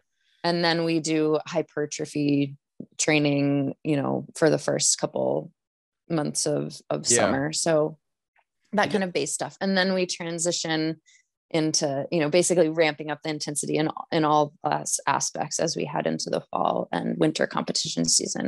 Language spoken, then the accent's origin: English; Maine, United States; now in Lake Placid, United States; I am from Maine originally, but I don't okay. live in Maine anymore. I'm actually in okay. Lake Traitor. Placid, New York.